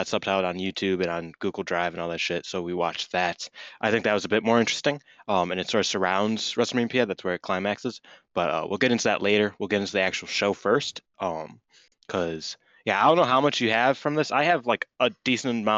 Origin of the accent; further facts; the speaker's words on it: Ireland; I'm Irish